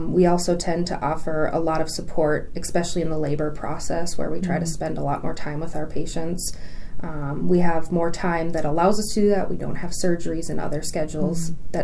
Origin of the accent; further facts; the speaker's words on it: Ironwood, Michigan, United States; moved away as an adult; also born or lived in Sault Ste. Marie, Michigan / La Crosse, Wisconsin / Eau Claire, Wisconsin; I grew up in Ironwood, Michigan, about 2 hours from Duluth, Minnesota, right on the border between Michigan and Wisconsin in the Upper Peninsula.